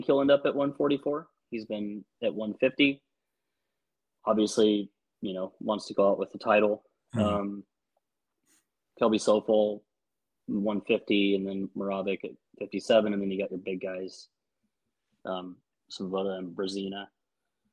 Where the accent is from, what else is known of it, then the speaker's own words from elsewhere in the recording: Ord, Nebraska, United States; kids from Ord used to go to Broken Bow. That's my hometown